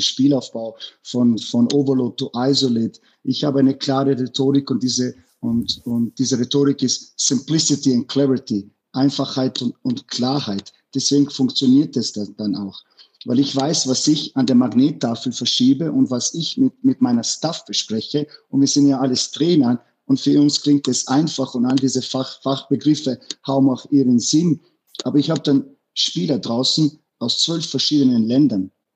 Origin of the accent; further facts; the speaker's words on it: Innsbruck, Tyrol, Austria; German is a second language; moved away as an adult; now in Bruges, Belgium; ich bin aufgewachsen in Innsbruck.